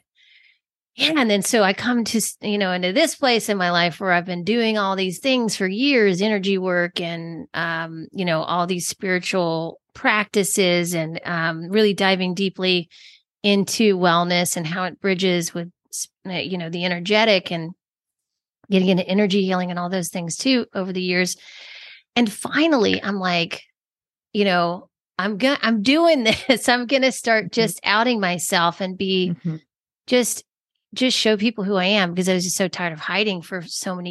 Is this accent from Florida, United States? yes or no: no; Georgia, United States; I'm from Georgia